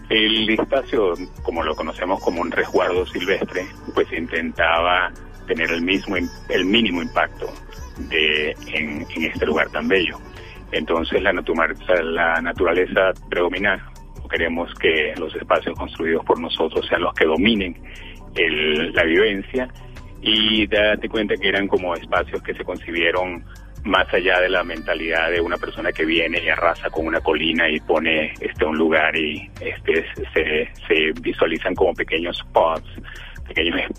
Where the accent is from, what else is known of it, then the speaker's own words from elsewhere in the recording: Venezuela; now in Mexico; Creo que se inicia eh, hace mucho tiempo cuando salí de Venezuela eh, terminé eh, viviendo en México a partir de 1992